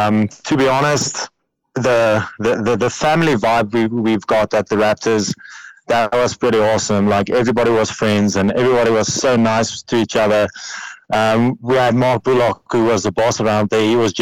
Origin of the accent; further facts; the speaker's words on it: Parys, Free State, South Africa; I'm back home. I'm in Parys, in my hometown.